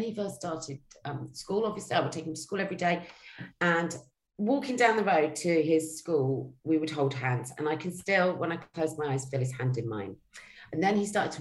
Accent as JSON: {"language": "English", "town": "Cheltenham", "region": "South West England", "country": "United Kingdom", "said": "I'm from Cheltenham in Gloucestershire."}